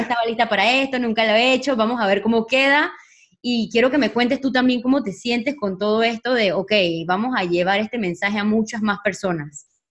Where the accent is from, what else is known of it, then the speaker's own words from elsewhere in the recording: Panama; now in Spain; yo soy de Panamá y, ahorita mismo estoy en España